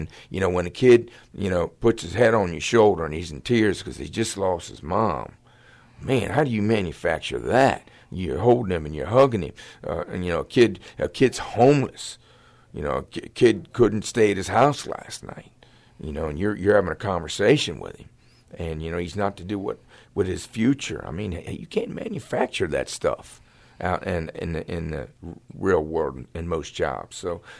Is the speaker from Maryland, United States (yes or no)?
yes; Middletown, Maryland, United States; I'm from Middletown, too.